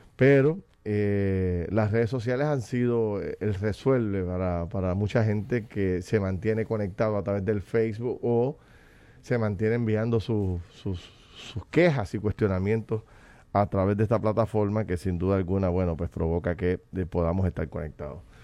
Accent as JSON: {"language": "Spanish", "country": "Puerto Rico", "said": "como puertorriqueño en mi casa"}